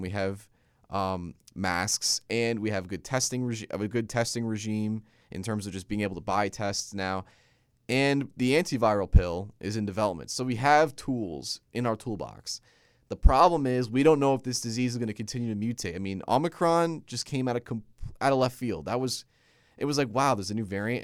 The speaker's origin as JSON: {"language": "English", "region": "New Jersey", "country": "United States", "tie": "born or raised there", "said": "my home state of Jersey"}